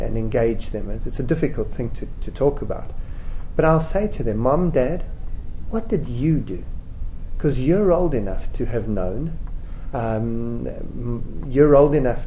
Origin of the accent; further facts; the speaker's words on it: South Africa; I'm a South African, it may have been obvious from my accent. I'm 37 years old, I was born in 1970, right in the middle of apartheid. I spent my young years growing up in South Africa